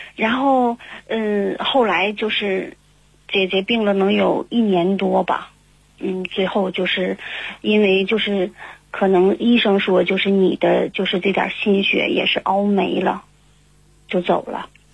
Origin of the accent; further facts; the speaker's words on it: Harbin, Heilongjiang, China; 我是来自哈尔滨的